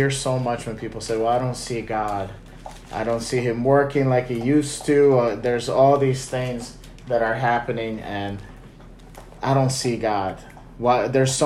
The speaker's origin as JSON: {"language": "English", "town": "Chicago", "region": "Illinois", "country": "United States", "said": "we're from Chicago, and I think our skyline is the best skyline in America"}